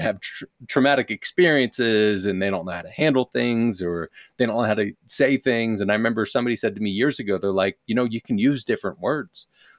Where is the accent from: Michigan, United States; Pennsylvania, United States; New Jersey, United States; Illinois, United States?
Pennsylvania, United States; Philadelphia; I'm originally from Philadelphia. And I would blame the Northeast.